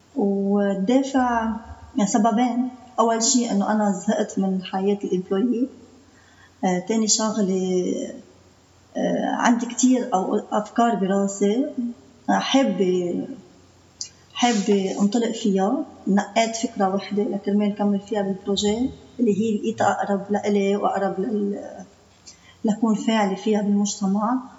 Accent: Byblos, Keserwan-Jbeil, Lebanon; من جبال

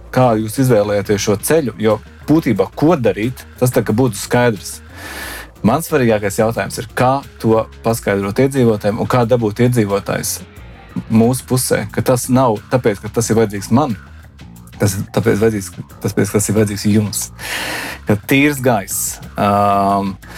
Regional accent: Tukums, Tukums Municipality, Latvia; now in Riga, Latvia; es nāku no mazas pilsētas. Un patiesībā es nāku no maza ciemata. Mūsu ciemā bija liekas, mazāk par 2000 iedzīvotāju, bet tas bija mans ciems. Un, uh, es esmu tukumnieks, un tā bija mana pilsēta.

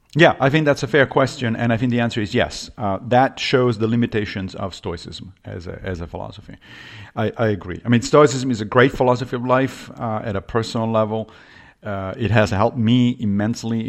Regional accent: Rome, Lazio, Italy; now in New York, United States; I grew up Catholic in Rome

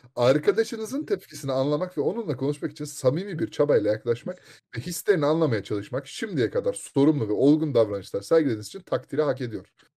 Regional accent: Istanbul, Turkey; moved away; İstanbul'da doğdum

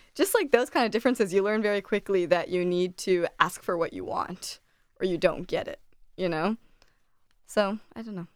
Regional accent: Delaware, United States; I grew up in Delaware my whole life

